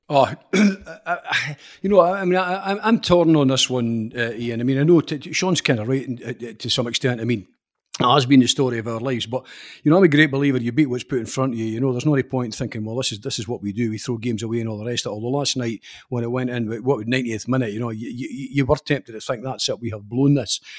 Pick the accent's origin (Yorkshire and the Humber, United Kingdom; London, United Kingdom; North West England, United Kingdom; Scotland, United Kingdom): Scotland, United Kingdom; Scottish football fans